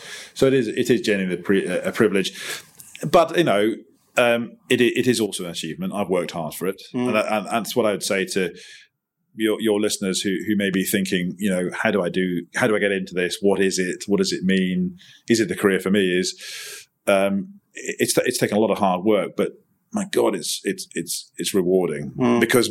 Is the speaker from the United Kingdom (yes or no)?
yes; Highlands of Scotland, United Kingdom; now in London, United Kingdom; I grew up in the Highlands of Scotland, ironically, in some of the most least populated parts of Europe.